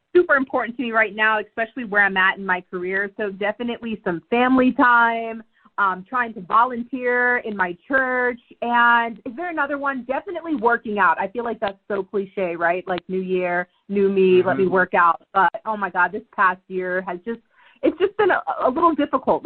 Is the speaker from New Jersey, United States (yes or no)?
yes; New Jersey, United States; moved away as an adult; also born or lived in Mount Laurel, New Jersey; I grew up on McGuire Air Force Base